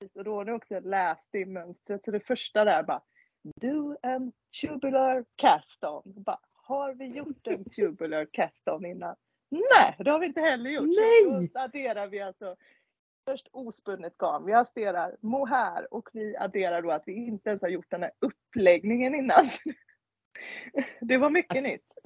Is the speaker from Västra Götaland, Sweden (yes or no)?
yes; Svenljunga, Västra Götaland, Sweden; accent: Kinnabo dialect (Kindbomål); now in Ullared, Sweden; Svenljunga och därifrån ja. är jag egentligen också